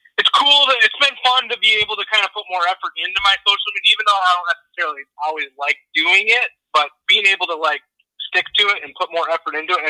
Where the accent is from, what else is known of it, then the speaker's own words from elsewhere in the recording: Minnesota, United States; moved away as an adult; also born or lived in Montana; now in Texas, United States; I grew up in Minnesota